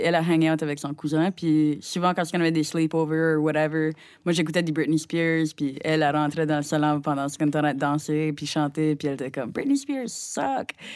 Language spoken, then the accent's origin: French; Rogersville, New Brunswick, Canada; Je viens de Rogersville, au Nouveau-Brunswick, qui est comme une heure au nord de, Moncton environ.